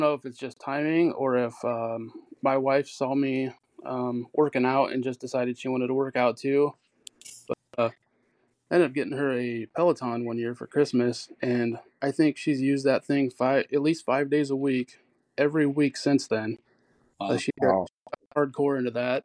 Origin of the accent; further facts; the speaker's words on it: Norfolk, Nebraska, United States; moved away as an adult; now in Omaha, United States; I'm from Norfolk originally. I've moved up here probably 12 years ago now